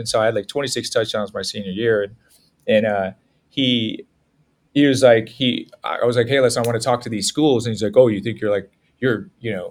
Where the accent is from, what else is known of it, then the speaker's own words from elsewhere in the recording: San Jose, California, United States; I grew up in San Jose